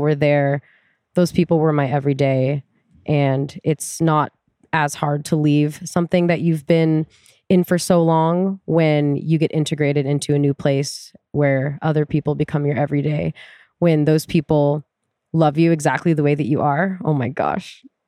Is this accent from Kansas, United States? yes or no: no; Tacoma, Washington, United States; I grew up in Tacoma.